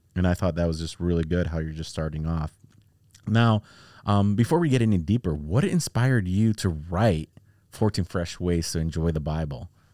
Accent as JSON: {"language": "English", "town": "Chicago", "region": "Illinois", "country": "United States", "said": "I'm from Chi Town"}